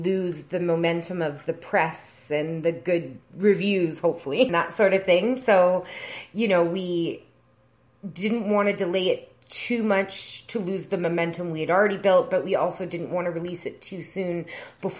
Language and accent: English; Edmonton, Alberta, Canada; also born or lived in Lion's Head, Ontario; now in Toronto, Canada; based in Toronto, but I grew up in Edmonton, Alberta